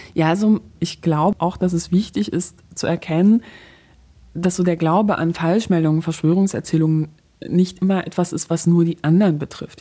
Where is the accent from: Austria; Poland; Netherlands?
Poland; moved away; ich gebürtige Polin bin